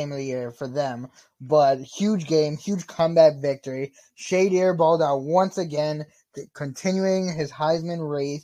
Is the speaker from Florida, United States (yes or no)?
yes; South Florida, United States; I'm from South Florida